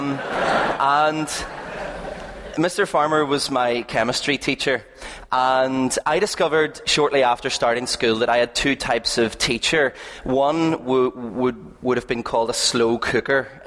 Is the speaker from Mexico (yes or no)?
no; Belfast, Northern Ireland, United Kingdom; We are from East Belfast. We live over near the Braniel at the top of the Castlereagh Road